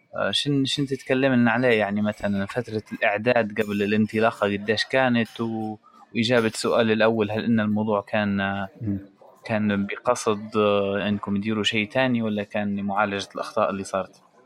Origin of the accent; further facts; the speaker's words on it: Libya; now in Italy; احنا الليبيين